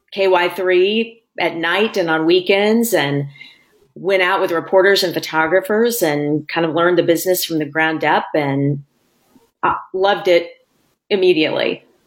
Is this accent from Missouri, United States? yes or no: yes; Springfield, Missouri, United States; moved away as an adult; also born or lived in Washington, D.C.; now in Louisville, United States; I'm from Springfield, Missouri, which is the southwest corner of Missouri